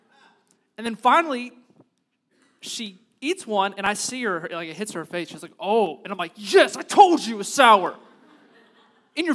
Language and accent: English; United States; being American Christians